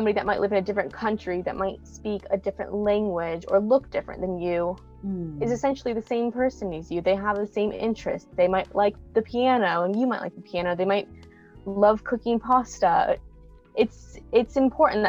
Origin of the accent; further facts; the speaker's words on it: United States; moved away as an adult; now in England; I'm from America